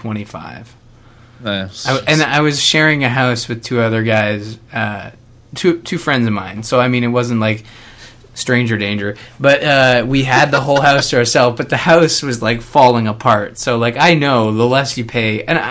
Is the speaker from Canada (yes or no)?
yes; Canada; As a Canadian, the only warm spot in the States is